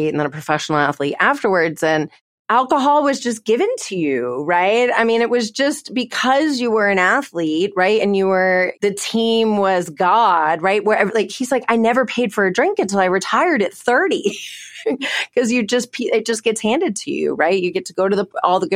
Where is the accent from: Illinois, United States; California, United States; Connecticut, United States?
Connecticut, United States; now in Texas, United States; I grew up in Connecticut